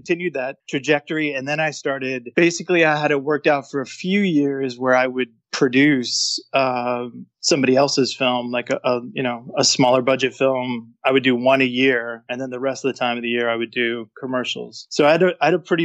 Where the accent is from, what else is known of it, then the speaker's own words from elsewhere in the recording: Kansas, United States; moved away; also born or lived in Austin, Texas; I grew up in Kansas and then moved to Austin, Texas